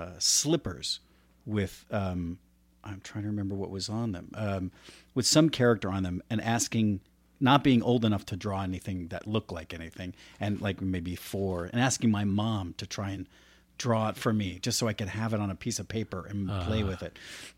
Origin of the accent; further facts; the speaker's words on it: Florida, United States; also born or lived in New Jersey; I grew up in Florida. Yeah. And Florida was, that was, you know, I was 5 or 6.